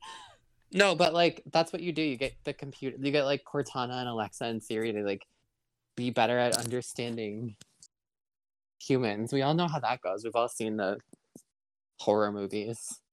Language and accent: English; Bancroft, Michigan, United States; I'm from Bancroft, so well, I think we both have about 550 people as of the last count